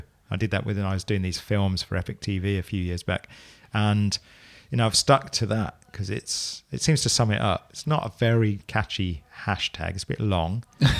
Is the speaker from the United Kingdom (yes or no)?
yes; Luton, East of England, United Kingdom; now in Milton Keynes, United Kingdom; So Luton originally.